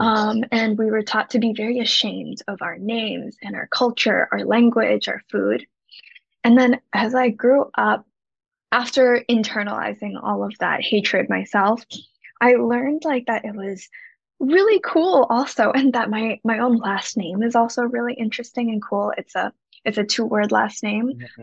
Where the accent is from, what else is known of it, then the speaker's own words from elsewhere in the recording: Shanghai, China; moved away as an adult; also born or lived in Hong Kong / Rhode Island, United States; now in Los Angeles, United States; my parents are from Hong Kong, but I was raised in Shanghai and now I live here